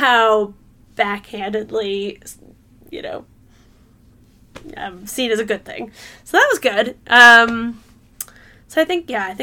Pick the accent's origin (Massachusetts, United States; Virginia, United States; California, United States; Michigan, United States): California, United States; San Francisco Bay Area; growing up in the San Francisco Bay Area